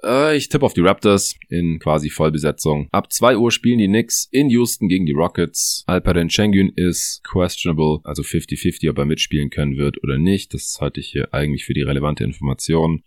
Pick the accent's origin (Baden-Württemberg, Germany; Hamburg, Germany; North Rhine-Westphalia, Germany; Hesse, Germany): Baden-Württemberg, Germany; Stuttgart; moved away; Ich bin gerade eher in Stuttgart hier in meiner alten Heimat